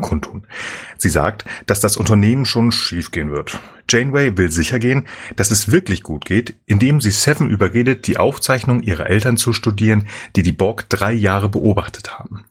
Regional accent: Germany; wir Deutschen

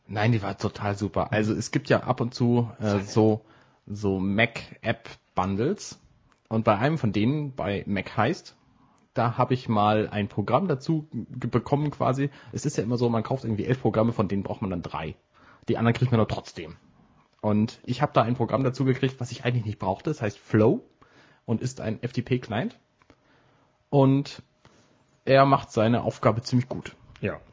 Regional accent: Buxtehude, Lower Saxony, Germany; now in Hamburg, Germany; in Buxtehude, wo ich herkomme

